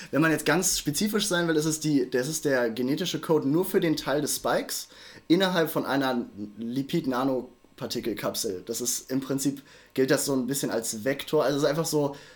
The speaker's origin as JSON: {"language": "German", "town": "Düsseldorf", "region": "North Rhine-Westphalia", "country": "Germany", "said": "ich komme aus Düsseldorf."}